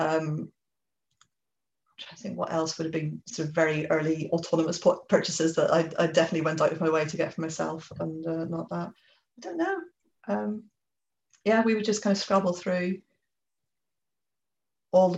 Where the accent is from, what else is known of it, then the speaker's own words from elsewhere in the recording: Belfast, Northern Ireland, United Kingdom; moved away as an adult; now in England; I grew up in Belfast, but came to go to university in England